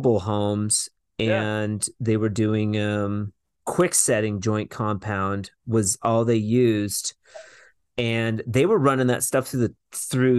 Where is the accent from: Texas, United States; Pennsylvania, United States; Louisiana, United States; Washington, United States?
Washington, United States; we grew up in Washington